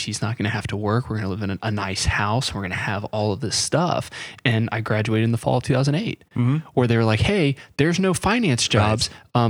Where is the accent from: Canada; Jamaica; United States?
United States; North Carolina; I grew up in North Carolina, so it was like, that's what you do is yes, ma'am, no, ma'am, yes, sir, no, sir.